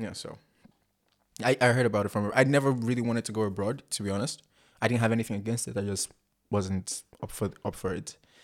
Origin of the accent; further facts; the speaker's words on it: Abia, Nigeria; now in Port Harcourt, Nigeria; I'm from Nigeria. Uh, I'm from the southeast, Abia State, and I live in the South South Port Harcourt.